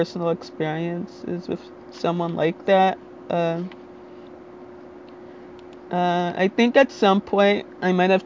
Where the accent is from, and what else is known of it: Little Ferry, New Jersey, United States